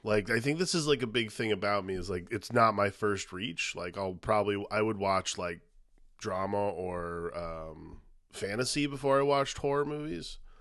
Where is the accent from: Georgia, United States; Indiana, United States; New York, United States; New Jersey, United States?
Indiana, United States; also born or lived in Dallas, Texas; where we grew up in Indiana